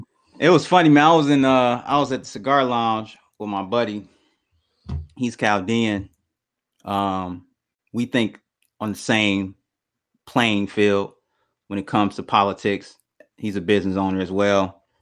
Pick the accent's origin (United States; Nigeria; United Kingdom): United States; Detroit, Michigan; I'm from Detroit, though, man. We pretty real here in the city.